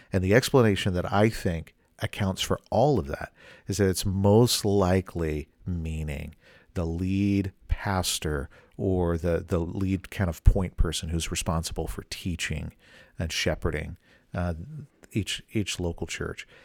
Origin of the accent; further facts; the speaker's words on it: the South, United States; I grew up in the South